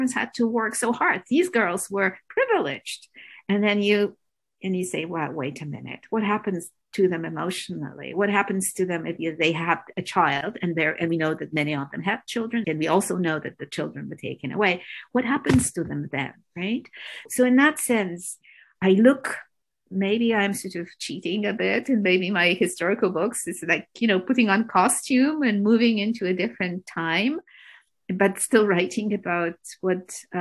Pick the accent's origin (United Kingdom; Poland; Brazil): Poland; now in Toronto, Canada; I grew up in Poland